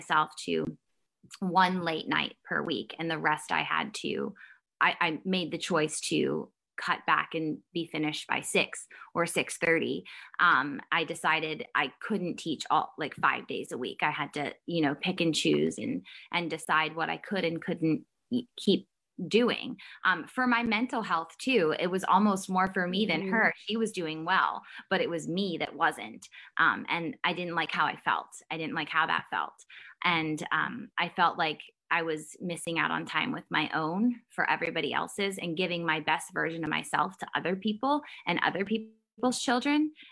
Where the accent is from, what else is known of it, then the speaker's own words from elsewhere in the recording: Maryland, United States; I grew up and am still in Maryland